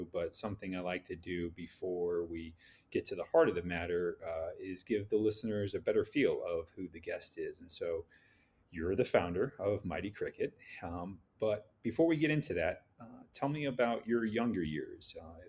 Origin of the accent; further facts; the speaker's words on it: St. Louis, Missouri, United States; is doing my hometown of St. Louis proud.